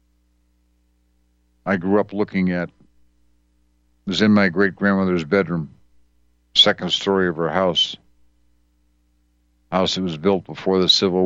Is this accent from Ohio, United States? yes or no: no; Wisconsin, United States; where I grew up in Wisconsin in the earlier years